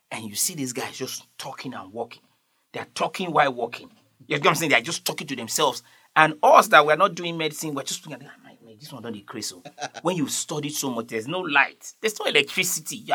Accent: Nigeria; I'm from Nigeria

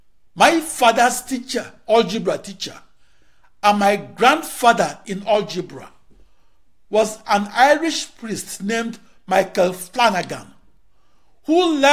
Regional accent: Akure, Ondo, Nigeria; born there; I was born on August 23, 1954, in an Igbo-speaking compound and in a boys' quarter at the intersection of Ekemeso Street and Oba Adesida Road, Akure, Yoruba land, in the western region of the then British West African colony of Nigeria.

